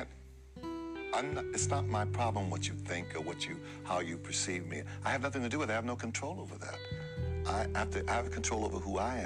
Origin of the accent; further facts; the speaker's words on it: United States; I'm an American. I'm as American as apple pie